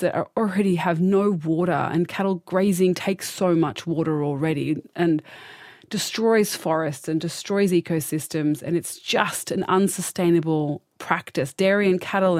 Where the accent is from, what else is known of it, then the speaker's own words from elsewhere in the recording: Australia; as an Australian